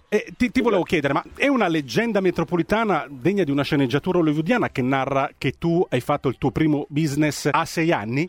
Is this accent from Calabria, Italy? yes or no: yes; Calabria, Italy; io sono calabrese